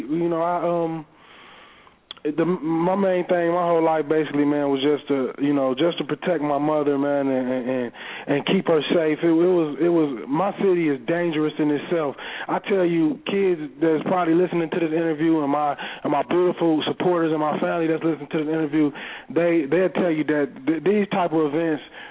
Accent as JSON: {"language": "English", "town": "Pontiac", "region": "Michigan", "country": "United States", "tie": "born or raised there", "said": "doing all the things that I grew up seeing in Pontiac, Michigan."}